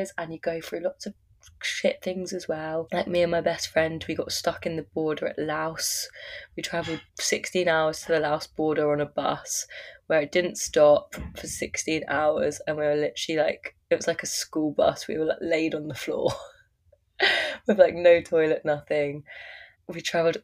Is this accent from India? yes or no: no; Surrey, South East England, United Kingdom; moved away as an adult; now in Byron Bay, Australia; my hometown in Surrey in England